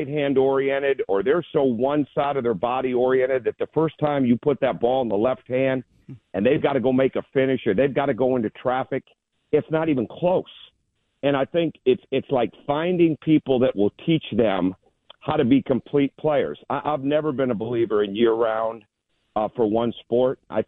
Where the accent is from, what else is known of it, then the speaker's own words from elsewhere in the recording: Michigan, United States; growing up in Michigan